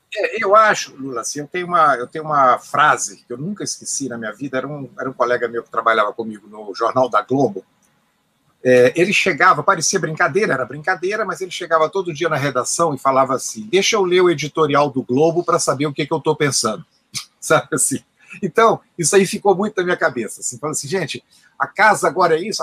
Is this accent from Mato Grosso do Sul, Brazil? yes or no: no; Minas Gerais, Brazil; also born or lived in Brasília; eu sou mineiro